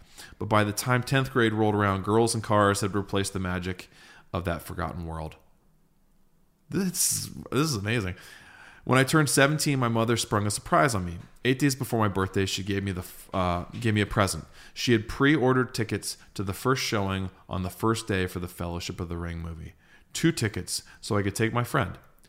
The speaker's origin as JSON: {"language": "English", "town": "Streetsboro", "region": "Ohio", "country": "United States", "tie": "born or raised there", "said": "I grew up in Streetsboro, Ohio, so a fellow Ohio boy, Shire born. I guess I didn't move far because at 33, I live only 30 minutes away in Akron."}